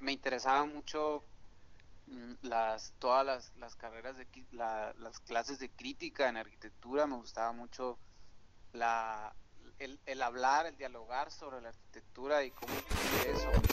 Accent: Hermosillo, Sonora, Mexico; soy originario de aquí de, Hermosillo, Sonora

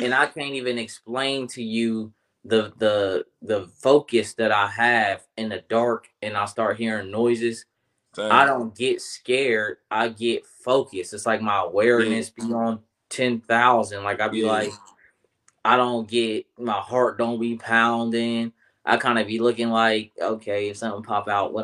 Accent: Columbus, Ohio, United States; born or raised there

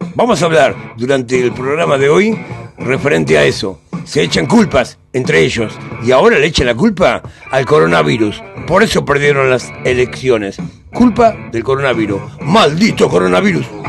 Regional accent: Argentina; una nación tan grande como la Argentina, que tenemos de todo

